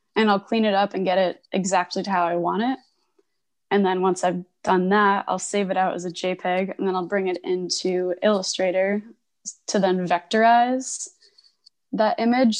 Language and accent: English; Connecticut, United States; moved away as an adult; also born or lived in Providence, Rhode Island / Boston; now in Portland, United States; I grew up in Connecticut